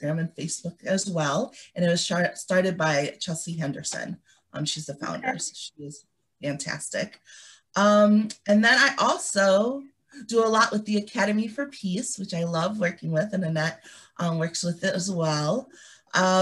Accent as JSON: {"language": "English", "country": "Liberia", "tie": "born or raised there", "moved": "yes", "said": "I was born in Liberia"}